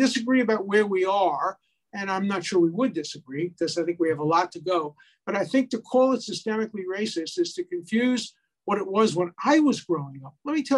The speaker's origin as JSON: {"language": "English", "region": "Northern United States", "country": "United States", "tie": "born or raised there", "said": "I grew up in the North, and then I married a woman from Charleston, South Carolina"}